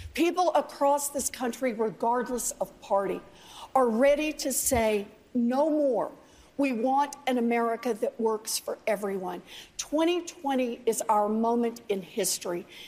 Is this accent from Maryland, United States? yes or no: no; Oklahoma, United States; I grew up out in Oklahoma